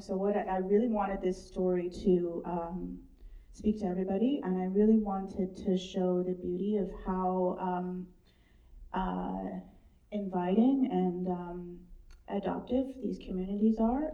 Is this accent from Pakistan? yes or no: no; Bella Bella, British Columbia, Canada; I was born in Bella Bella